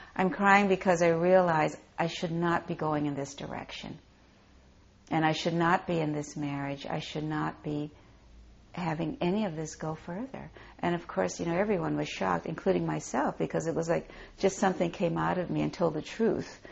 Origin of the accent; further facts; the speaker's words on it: Hawaii, United States; a small temple in the village that we grew up in in Hawaii